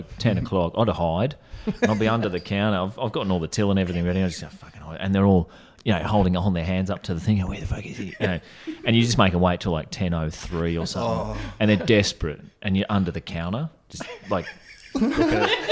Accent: Brisbane, Queensland, Australia; there's still people with my accent. There. Like anyone who grows up there should speak like me

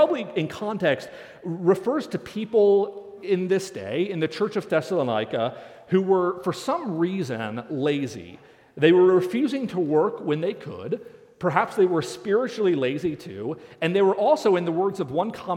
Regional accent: Northeast, United States; now in Nebraska, United States; I grew up in the Northeast

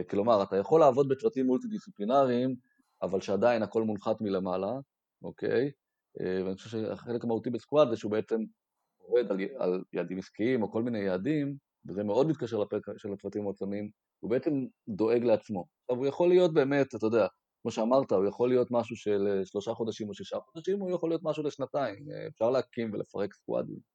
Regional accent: Israel; moved away as an adult; also born or lived in United States; אני נולדתי בארץ, גדלתי בארץ

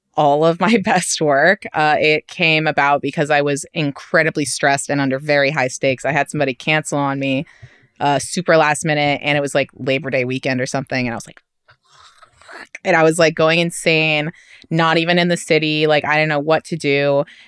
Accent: New York City, New York, United States; accent: New York; native New Yorkers

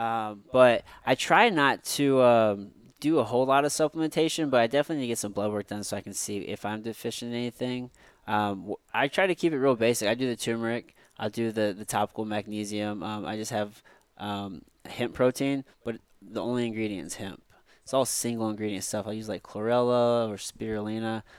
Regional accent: Midwest, United States; we grew up here in the Midwest

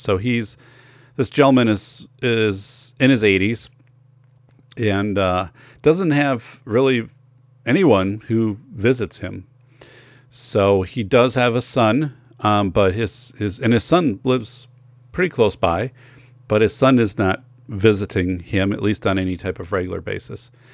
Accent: Wisconsin, United States; growing up in Wisconsin

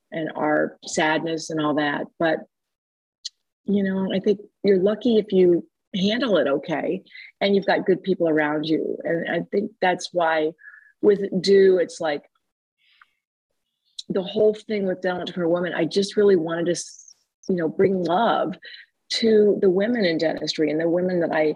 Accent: Dayton, Ohio, United States; I was born and raised in Dayton, Ohio

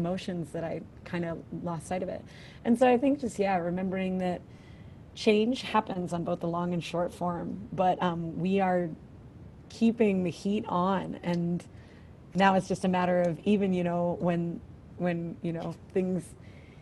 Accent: Philadelphia, Pennsylvania, United States; moved away as an adult; now in Alaska, United States; growing up as a Philadelphian, you know, we had a lot of black white, you know, disparity, crazy race relations in Philadelphia

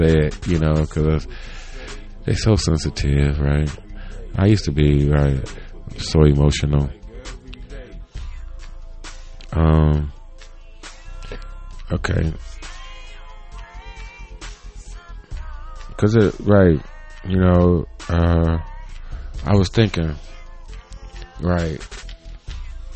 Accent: United States; I grew up in America

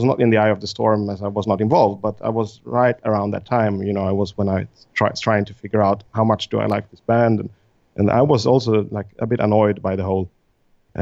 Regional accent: Stockholm, Stockholm County, Sweden; I'm from Stockholm

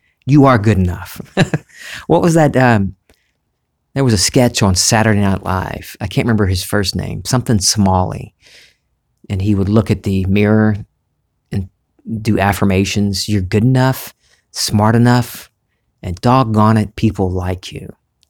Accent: the South, United States; accent: Southern; I started in high school for some reason trying to get rid of my Southern accent.

